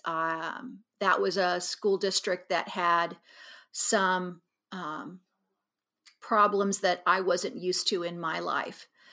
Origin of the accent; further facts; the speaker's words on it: Abilene, Kansas, United States; moved away as an adult; now in Kansas City, United States; I was born here in Kansas City, and we lived here, until nineteen sixty-eight and left here trying to get away from the race riots in Kansas City and moved out to Abilene